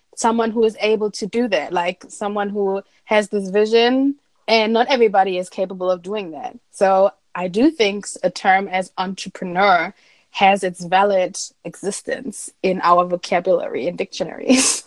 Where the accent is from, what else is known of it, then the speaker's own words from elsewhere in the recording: Essen, North Rhine-Westphalia, Germany; moved away; in my hometown in Essen